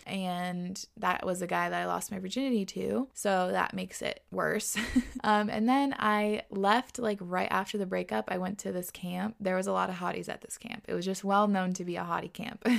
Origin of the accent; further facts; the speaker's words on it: Washington, United States; also born or lived in New York; We moved from New York to Washington where we both grew up, so now we're back home